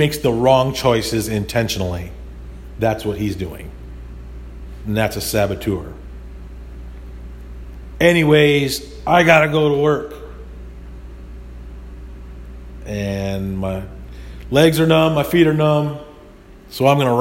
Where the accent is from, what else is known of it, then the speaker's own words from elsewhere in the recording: United States; as an American